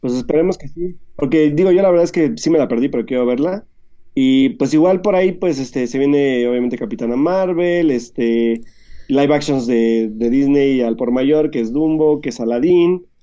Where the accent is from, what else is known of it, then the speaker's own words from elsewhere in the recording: Mexico; nosotros que somos mexicanos